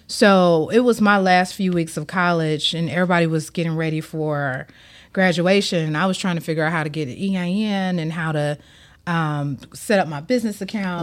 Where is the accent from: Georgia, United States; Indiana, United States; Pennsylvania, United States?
Georgia, United States; Atlanta; moved away as an adult; now in Miami, United States; I'm born and raised in Atlanta